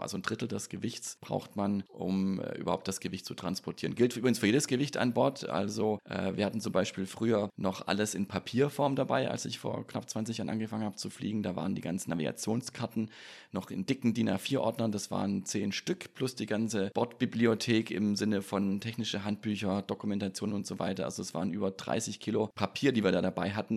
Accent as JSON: {"language": "German", "area": "near Stuttgart Airport", "region": "Baden-Württemberg", "country": "Germany", "tie": "born or raised there", "said": "ich bin in der Nähe vom Stuttgarter Flughafen groß geworden"}